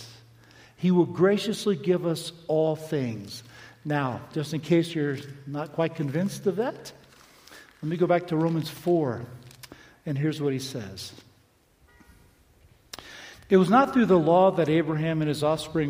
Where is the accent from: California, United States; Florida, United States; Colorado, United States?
Florida, United States; Palm Beach; I grew up in Palm Beach on the beach